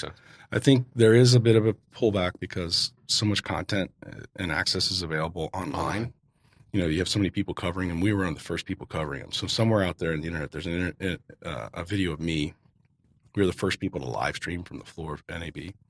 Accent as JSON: {"language": "English", "town": "Cincinnati", "region": "Ohio", "country": "United States", "tie": "born or raised there", "also_born_or_lived": "Las Vegas, Nevada", "moved": "yes", "said": "I grew up in Cincinnati, Ohio, so I grew up in a river valley with humidity and green all around me"}